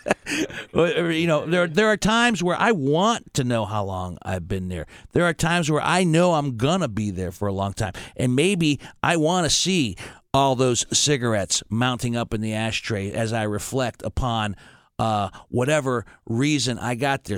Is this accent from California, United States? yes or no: no; Steubenville, Ohio, United States; now in Columbus, United States; when I was growing up in Steubenville, Ohio